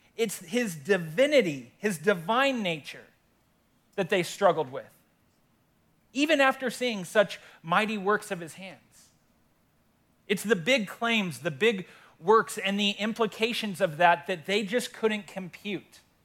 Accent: Windsor, Colorado, United States; I love my hometown, born and raised here in Windsor

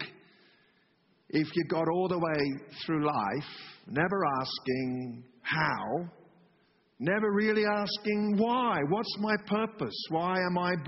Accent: England, United Kingdom; moved away; I'm from England

